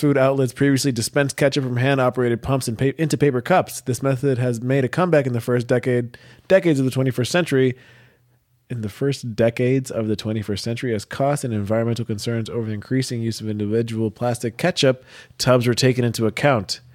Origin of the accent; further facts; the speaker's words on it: United States; I'm American